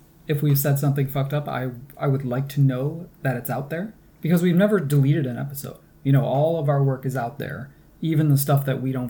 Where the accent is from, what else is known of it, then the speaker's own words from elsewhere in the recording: New York, United States; accent: Great Lakes; now in Canada; One thing I noticed also is that my Great Lakes accent was a lot stronger back then, by which I mean those hard O's, like in dollar and socks.